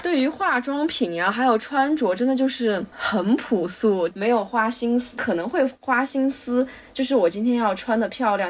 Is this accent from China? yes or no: yes; Sichuan, China; 我们四川这边是不吃狗肉的吧